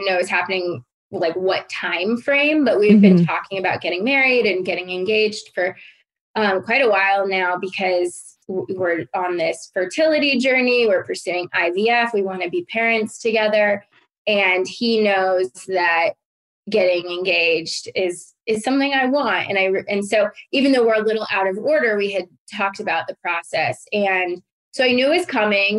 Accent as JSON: {"language": "English", "region": "Colorado", "country": "United States", "said": "I'm from Colorado."}